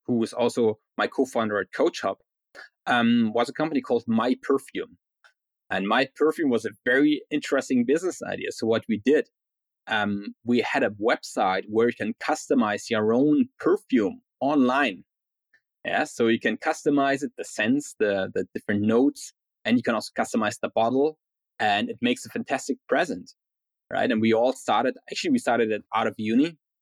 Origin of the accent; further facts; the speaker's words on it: Berlin, Germany; moved away as an adult; also born or lived in Spain / Denmark / Ireland; now in New York City, United States; I was born and raised in Berlin